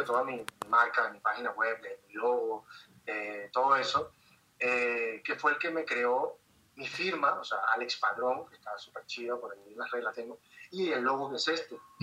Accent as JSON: {"language": "Spanish", "town": "Caracas", "region": "Capital District", "country": "Venezuela", "moved": "as an adult", "lives_now": "Mexico", "said": "En Caracas, de donde soy"}